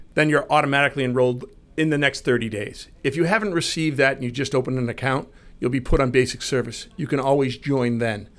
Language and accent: English; Marlborough, Massachusetts, United States; I grew up in Marlboro